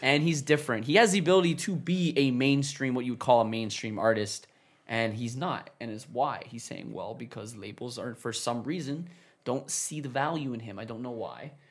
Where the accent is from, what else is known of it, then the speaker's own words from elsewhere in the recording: Canada; we're Canadian